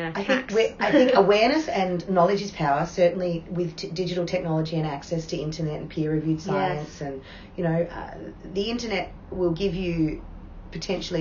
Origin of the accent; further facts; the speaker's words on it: Port Lincoln, South Australia, Australia; also born or lived in Adelaide; now in Port Lincoln, Australia; I was born in Port Lincoln.